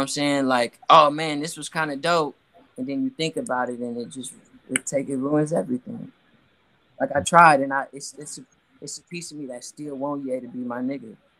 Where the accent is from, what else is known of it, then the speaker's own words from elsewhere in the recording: Oakland, California, United States; I'm from West Oakland